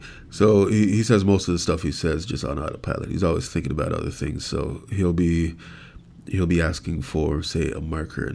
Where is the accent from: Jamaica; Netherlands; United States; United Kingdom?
Jamaica; now in Canada; I was born and raised in Jamaica.